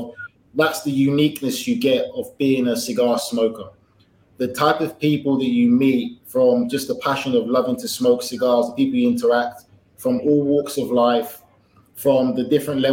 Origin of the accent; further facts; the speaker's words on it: London, United Kingdom; moved away as an adult; also born or lived in South Miami, Florida; now in Miami, United States; born and raised in England, grew up there my entire life